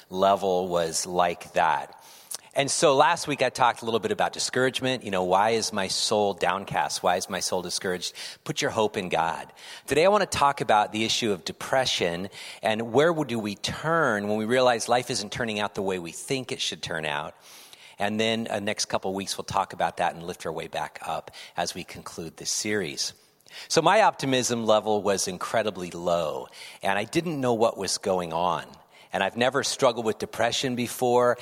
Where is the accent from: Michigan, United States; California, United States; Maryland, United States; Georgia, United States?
California, United States; moved away as an adult; now in Pacific Northwest, United States; I'm from California